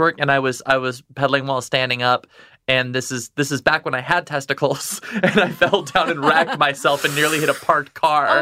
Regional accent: Texas, United States; also born or lived in Midwest; now in New York, United States; I grew up in Texas

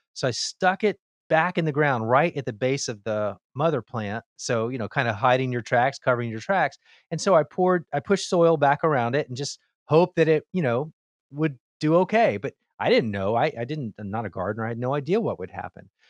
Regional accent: Miami, Florida, United States; I grew up in Miami, Florida

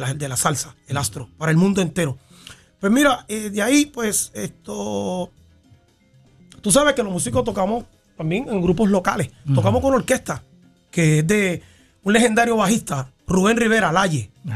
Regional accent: Bayamón, Puerto Rico; also born or lived in Santurce, Puerto Rico; yo crecí viendo esa orquesta en Santa Juanita

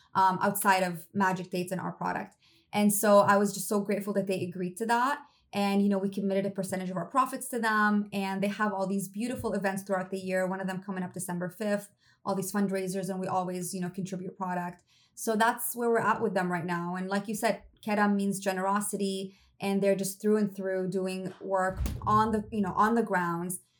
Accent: Damascus, Damascus Governorate, Syria; moved away; I'm half Syrian. I grew up in Syria and Damascus. I was there for my entire childhood

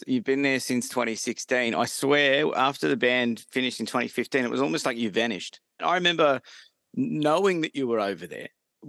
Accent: Central Coast, north of Sydney, New South Wales, Australia; I'm from the Central Coast, and I don't know what it is, but a Central Coast, which is north of Sydney, just an hour north of Sydney.

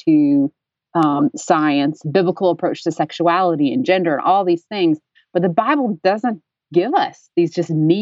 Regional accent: Dayton, Tennessee, United States; I'm from Dayton, Tennessee, which is home of the Scopes Monkey Trial of 1925

